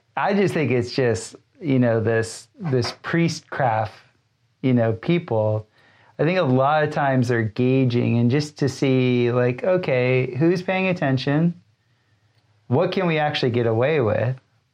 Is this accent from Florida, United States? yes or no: yes; South Florida, United States; growing up in South Florida.